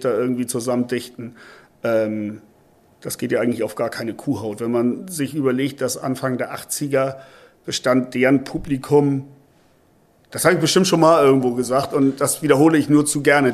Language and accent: German; Hamburg, Germany; bei uns in Hamburg